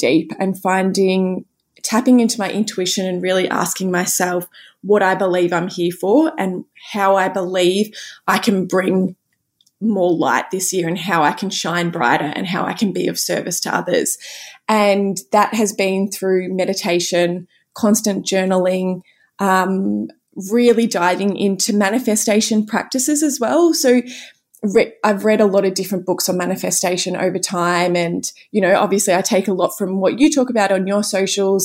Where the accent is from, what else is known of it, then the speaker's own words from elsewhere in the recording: Cape Paterson, Victoria, Australia; I was back at home, you know, where I grew up in Cape Patterson with all of my family